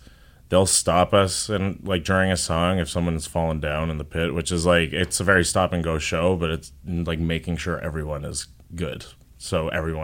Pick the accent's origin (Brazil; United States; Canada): Canada; they know we're Canadian and we're like, we invented politeness